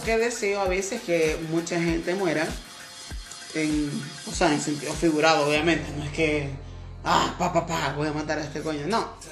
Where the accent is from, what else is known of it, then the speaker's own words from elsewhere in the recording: Maracaibo, Zulia, Venezuela; soy de Maracaibo